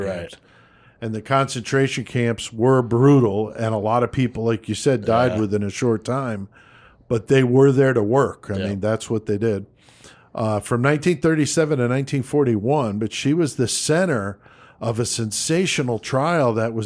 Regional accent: Bethel, Connecticut, United States; growing up in Bethel, Connecticut

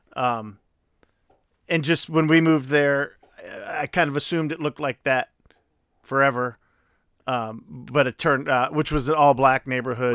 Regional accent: Chicago, Illinois, United States; I grew up in South Shore.

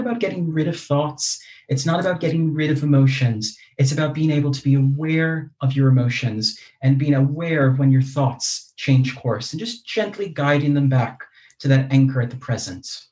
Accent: United States; accent: American; moved away as an adult; also born or lived in Leeds, United Kingdom; now in United Kingdom; I'm American, you can probably tell from my accent

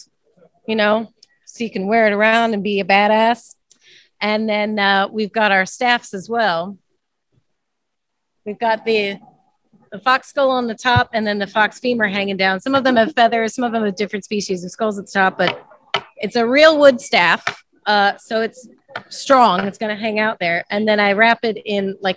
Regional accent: St. Louis, Missouri, United States; We're actually from the St. Louis area, right on the Mississippi

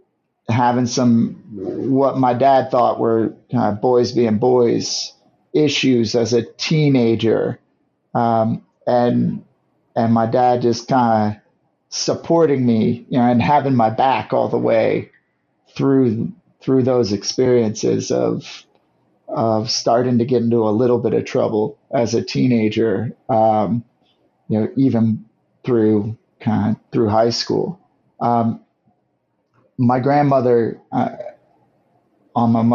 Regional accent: St. Louis, Missouri, United States; also born or lived in Guam; I grew up in St. Louis, Missouri with my mom and dad and our two little sisters

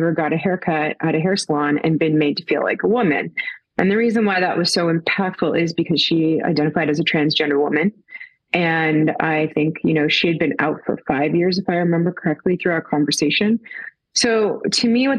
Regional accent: Toronto, Ontario, Canada; I am from Toronto, Canada

